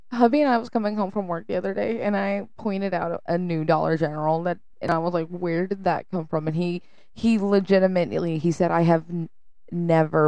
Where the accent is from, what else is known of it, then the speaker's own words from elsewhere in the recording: the South, United States; I'm from the South.